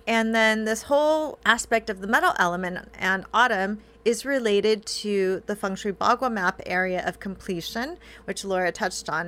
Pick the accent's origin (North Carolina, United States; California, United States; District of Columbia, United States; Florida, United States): California, United States; I grew up in California